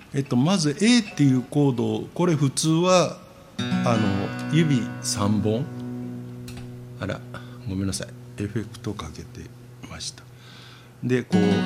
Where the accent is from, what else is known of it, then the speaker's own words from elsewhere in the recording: Osaka, Japan; 大阪人の私は右にこうポッと立つ